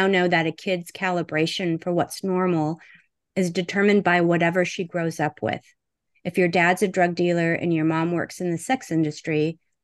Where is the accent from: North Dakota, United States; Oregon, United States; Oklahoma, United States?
North Dakota, United States; I pronounce bag like I'm from North Dakota, because I am.